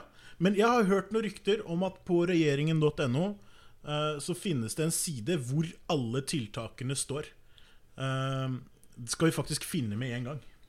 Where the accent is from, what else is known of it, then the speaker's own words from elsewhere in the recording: Norway; jeg er norsk